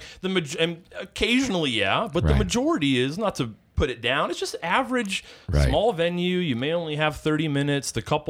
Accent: Cleveland, Ohio, United States; now in Charleston, United States; I am originally from the Cleveland, Ohio area, Northeast Ohio, which pretty much spent my whole upbringing there.

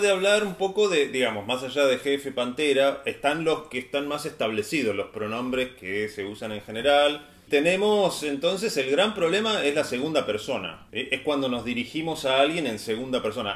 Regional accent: Argentina; nosotros como argentinos voceantes

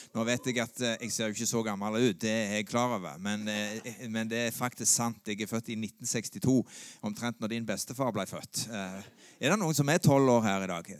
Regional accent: Sandnes, Rogaland, Norway; jeg vokste opp på Gandal

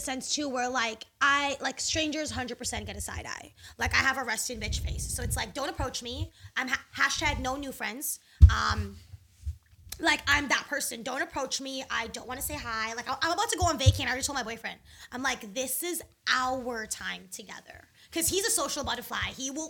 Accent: Guyana; accent: West Indian; I am West Indian. I don't, like, THs don't exist to me.

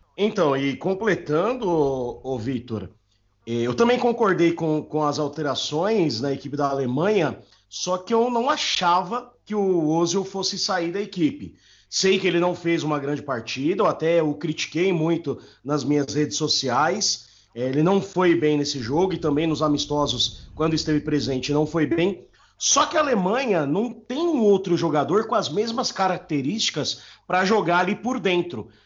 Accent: ABC Paulista, São Paulo, Brazil; eu sou do ABC Paulista

